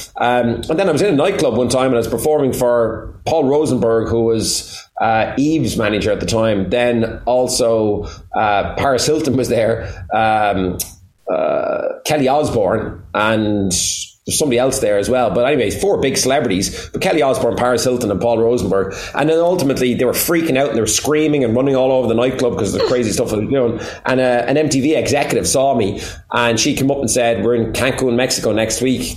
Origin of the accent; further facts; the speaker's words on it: Waterford, Munster, Ireland; I was 17 and she was 16 in Waterford. So we're both from Waterford